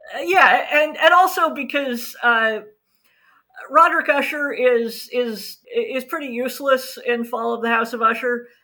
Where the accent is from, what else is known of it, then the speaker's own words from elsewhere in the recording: United States; Being an American myself